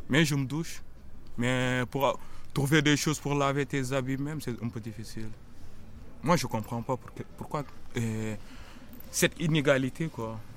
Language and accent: French; Senegal; now in Lyon, France; Eh, j'ai quitté le Sénégal. Je suis allé au Mali. De Mali, euh, Mali-Niger, Niger, Burkina Faso, Burkina Faso, Libye.